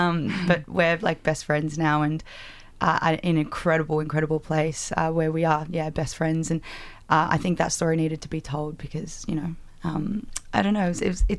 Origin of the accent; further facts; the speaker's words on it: Liverpool, New South Wales, Australia; I grew up in near Liverpool